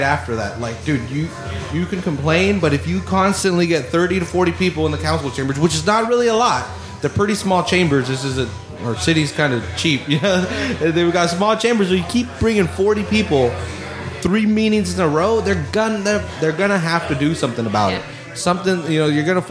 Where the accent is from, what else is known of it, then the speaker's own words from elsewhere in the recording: Salinas, California, United States; we're from Salinas